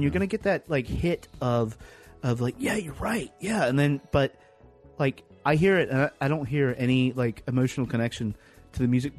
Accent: the South, United States; I grew up in the South.

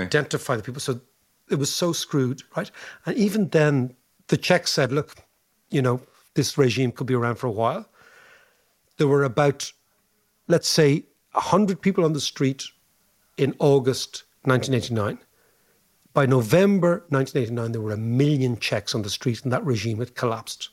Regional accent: Ireland

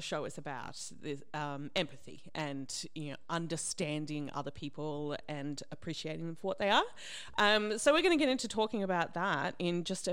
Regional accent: Australia; which I am Australian

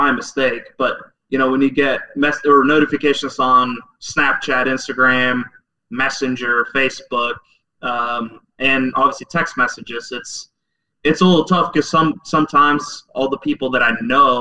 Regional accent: Norway; moved away as an adult; also born or lived in Oklahoma; I grew up in Norway

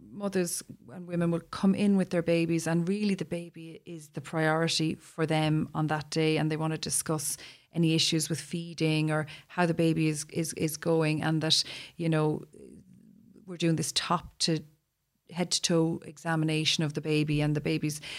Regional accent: Ireland; We're Irish

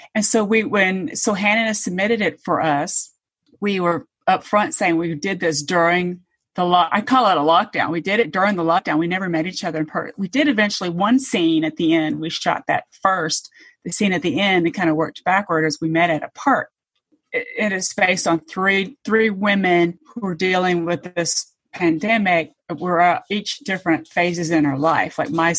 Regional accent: Georgia, United States; now in Atlanta, United States; So I've lived in Metro Atlanta for probably almost 30 years. I grew up in Georgia, but I wasn't born here. I'm a military brat. So moved around a lot.

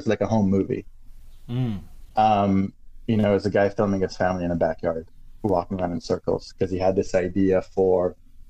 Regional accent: France; moved away as an adult; also born or lived in United States / England; I grew up in France

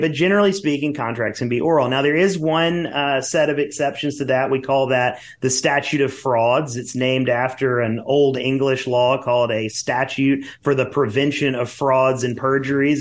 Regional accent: Mississippi, United States; I'm originally from Mississippi

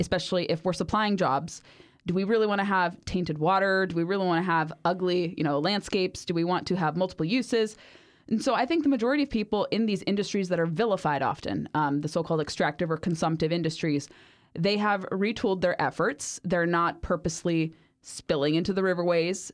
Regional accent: Orange County, California, United States; I grew up in Orange County, California

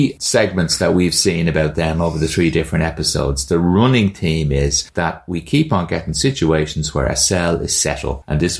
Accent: Ireland

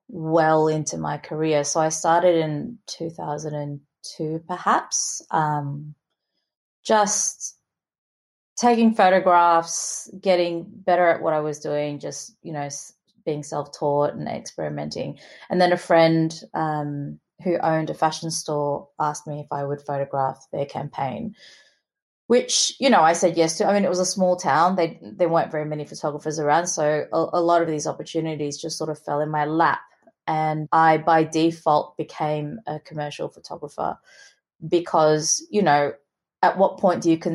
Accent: Gold Coast, Queensland, Australia; also born or lived in Singapore; now in Melbourne, Australia; growing up in Australia, I'm Singaporean, I'm Chinese Singaporean. I moved to Australia when I was about 10.

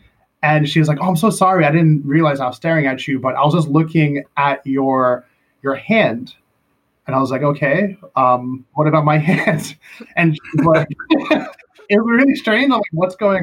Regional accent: United States; moved away as an adult; now in Korea; I'm American first

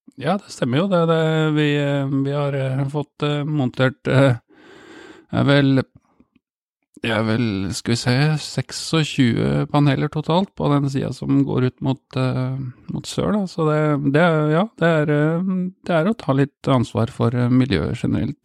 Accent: Steinberg, Buskerud, Norway; also born or lived in Drammen; jeg vokste opp på Steinberg, stasjons, et lite stasjonssted mellom Hokksund og Mjøndalen.

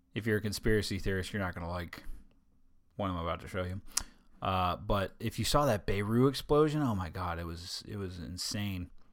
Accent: Delaware, United States; moved away; My home state.

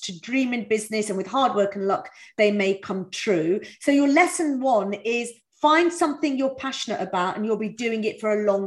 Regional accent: East Midlands, United Kingdom; I was brought up in East Midlands

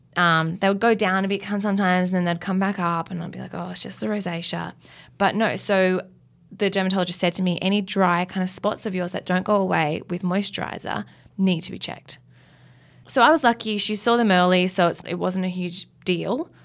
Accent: Australia; I'm an Australian girl and I've grown up here my whole life

